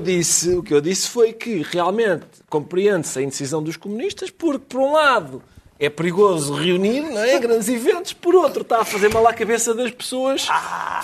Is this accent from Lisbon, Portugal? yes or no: yes; Lisbon, Portugal; eu nasci em Lisboa e agora que é aqui no Sul, a minha família é do Norte